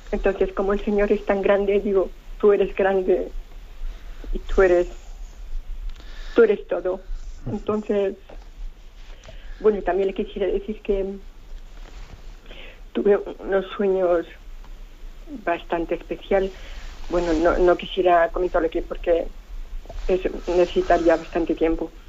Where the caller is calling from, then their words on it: Alcobendas, Community of Madrid, Spain; de Alcobendas.